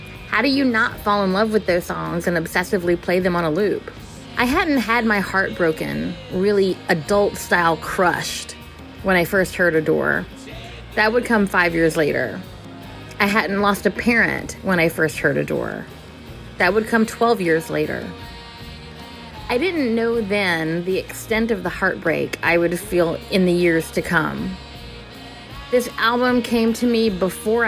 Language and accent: English; New Orleans, Louisiana, United States; I'm from New Orleans, Louisiana